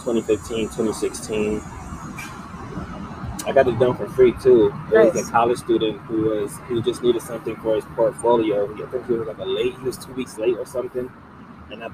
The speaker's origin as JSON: {"language": "English", "town": "Utica", "region": "New York", "country": "United States", "tie": "born or raised there", "also_born_or_lived": "Gloversville, New York", "moved": "as an adult", "lives_now": "Ottawa, Canada", "said": "my mom was 14. She had me and my twin. And then my mom's from Utica, so that's where I grew up, Utica, New York"}